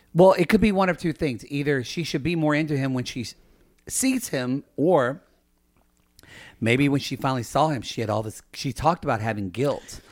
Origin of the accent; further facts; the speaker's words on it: the Bible Belt, the South, United States; I grew up in the Bible, buckle of the Bible Belt